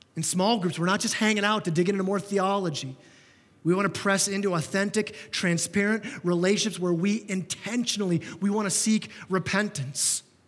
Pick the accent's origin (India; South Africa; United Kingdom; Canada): Canada; we're so Canadian